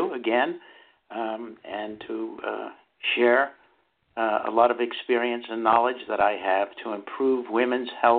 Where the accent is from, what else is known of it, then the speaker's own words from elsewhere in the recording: Massachusetts, United States; moved away as an adult; also born or lived in New York; I was from Massachusetts